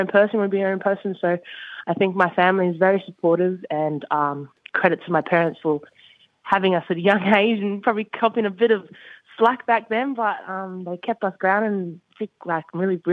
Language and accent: English; Perth, Western Australia, Australia; also born or lived in Sydney, New South Wales; moved to Perth back from like, because I was born in Sydney, relocated from my dad's job.